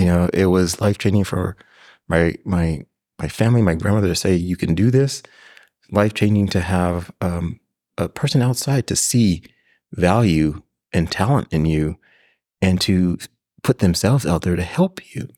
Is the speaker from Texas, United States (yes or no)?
no; Pasadena, California, United States; third, fourth generation from Pasadena, California, and came through public schools. So, through Longfellow Elementary, Washington Middle School, John Muir High School